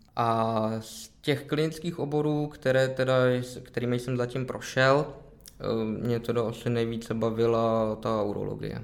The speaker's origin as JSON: {"language": "Czech", "town": "Plzeň", "region": "Plzeň Region", "country": "Czechia", "tie": "born or raised there", "said": "Já jsem se narodil v Plzni, Aha. žiju v Plzni"}